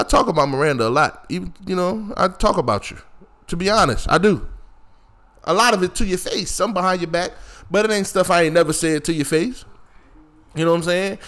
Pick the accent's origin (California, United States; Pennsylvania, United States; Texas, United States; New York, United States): Pennsylvania, United States; Philadelphia; also born or lived in Greensboro, North Carolina; now in Durham, United States; I'm from Philly